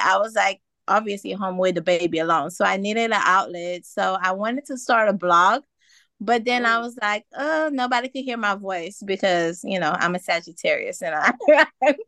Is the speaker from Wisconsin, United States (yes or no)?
no; Miami, Florida, United States; also born or lived in Haiti / Orlando; now in Jacksonville, United States; originally I was born in Haiti, but I grew up in Miami and Orlando.